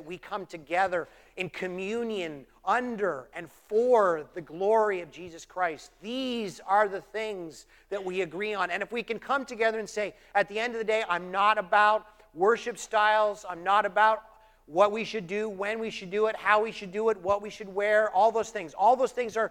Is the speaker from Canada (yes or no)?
yes; Canada; moved away; I'm Canadian